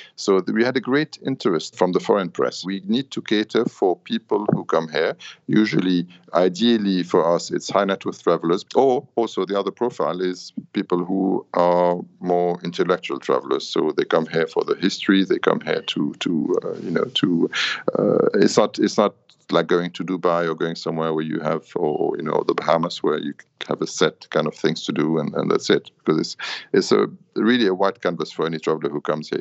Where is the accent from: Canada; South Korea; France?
France; Paris, Île-de-France; moved away as an adult; also born or lived in London, United Kingdom; now in Beirut, Lebanon; I'm Lebanese. I was born here. With the war, we grew up in Paris and worked in London